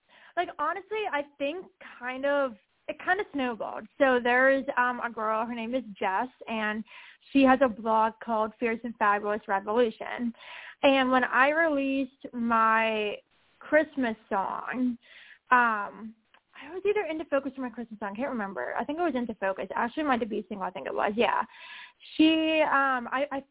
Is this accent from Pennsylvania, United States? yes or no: yes; Pittsburgh, Pennsylvania, United States; None of the Pittsburgh stations have played me yet. So it's kind of sad not getting supported from my hometown